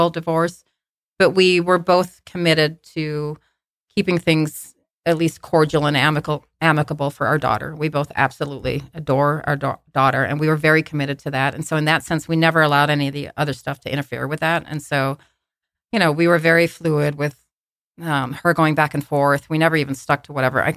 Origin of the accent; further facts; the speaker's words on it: Australia; moved away; I'm from Australia. I was born in Australia